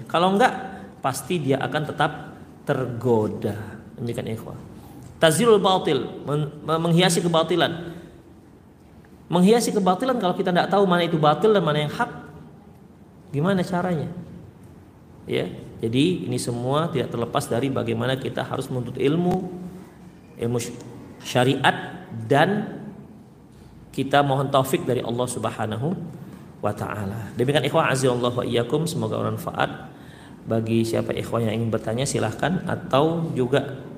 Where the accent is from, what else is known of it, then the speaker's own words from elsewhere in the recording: Medan, North Sumatra, Indonesia; Saya orang Medan pak, bukan orang sini.